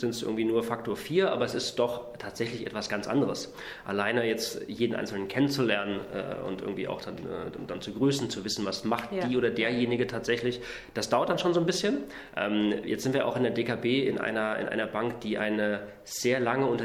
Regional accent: Saxony-Anhalt, Germany; Ich bin äh, im Osten aufgewachsen, in, in Sachsen-Anhalt. Erst auf einer Militärbasis äh, von der NVA, weil mein Vater war bei der NVA

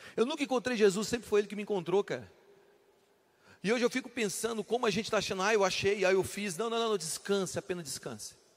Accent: Brasília, Federal District, Brazil; Eu sou de Brasília

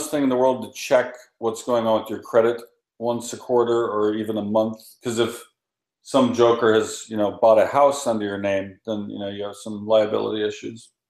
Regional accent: Kent, Washington, United States; I grew up in Kent, Washington, on the West Hill, Star Lake.

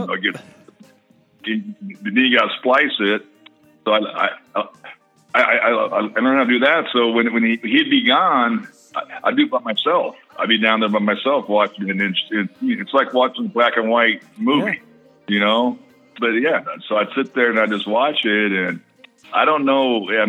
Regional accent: Oakland, California, United States; I was born in Oakland. My dad just re, just retired from the Raiders.

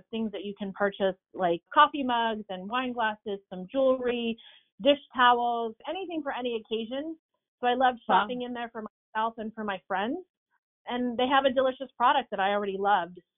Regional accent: New Jersey, United States; now in Tennessee, United States; I'm a New Jersey girl currently living in Tennessee.

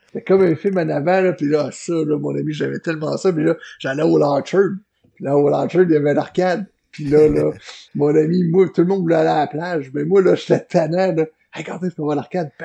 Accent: L'Ancienne-Lorette, Quebec, Canada; chez nous à l'ancienne Larette

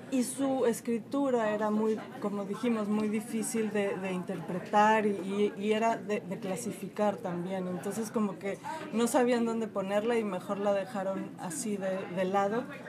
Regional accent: Mexico; moved away as an adult; now in Chicago, United States; yo soy mexicana, tengo cuatro años aquí en Chicago

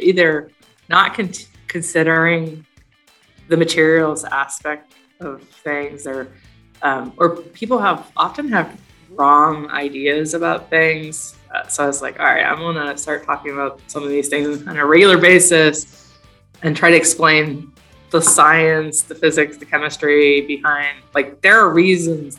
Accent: Athens, Ohio, United States; I moved several times when I was little, and then when I was about 10, we moved to Southeast Ohio, Athens, which is a college town where Ohio University

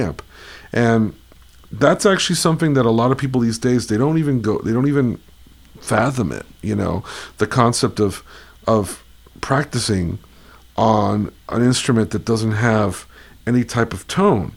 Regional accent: Miami Beach, Florida, United States; growing up in Miami Beach, Florida

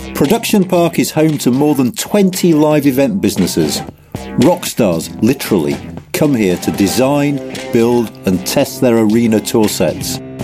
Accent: Wakefield, Yorkshire and the Humber, United Kingdom; moved away as an adult; I grew up in Wakefield until um, uh, I was about 18, 19

